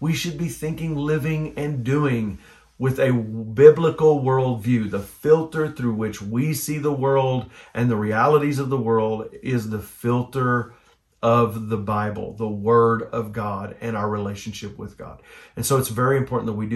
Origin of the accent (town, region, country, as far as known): United States